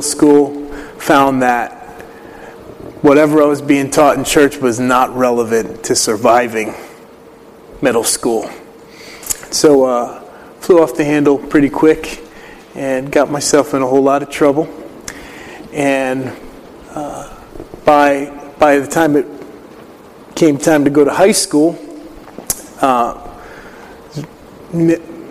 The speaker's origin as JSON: {"language": "English", "town": "Willimantic", "region": "Connecticut", "country": "United States", "tie": "born or raised there", "said": "I'm originally from Willimantic, Connecticut"}